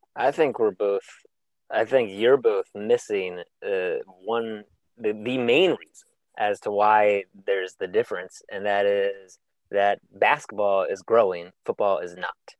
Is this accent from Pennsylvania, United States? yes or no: yes; Harrisburg, Pennsylvania, United States; when I was growing up in Harrisburg, Pennsylvania.